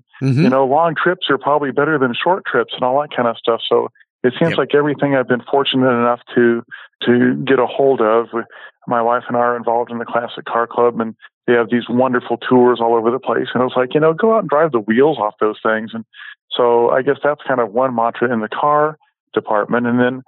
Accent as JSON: {"language": "English", "region": "West Coast", "country": "United States", "tie": "born or raised there", "said": "Growing up on the West Coast, I remember falling out of my parents' car several times on something that I couldn't quite identify"}